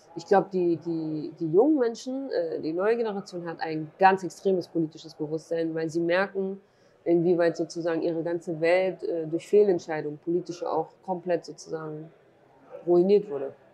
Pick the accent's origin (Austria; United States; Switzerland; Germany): Germany; born or raised there; also born or lived in Duhok, Iraq